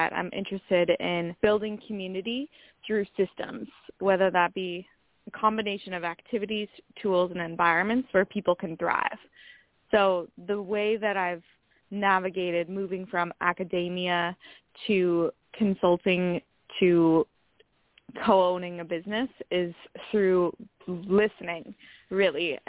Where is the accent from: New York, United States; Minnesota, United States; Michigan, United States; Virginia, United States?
Minnesota, United States; now in San Diego, United States; I grew up in Minnesota